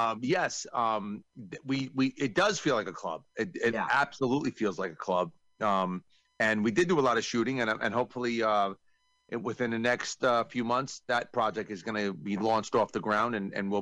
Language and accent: English; New York, United States; I'm from New York